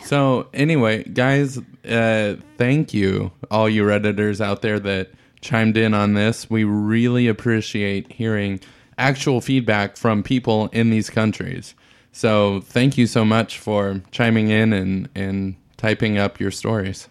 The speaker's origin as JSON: {"language": "English", "country": "United States", "said": "as an American"}